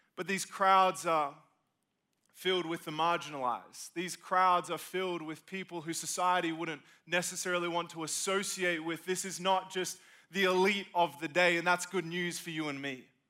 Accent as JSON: {"language": "English", "country": "Australia", "moved": "yes", "lives_now": "South Carolina, United States", "said": "I'm from Australia, moved to be a part of living in good old South Carolina"}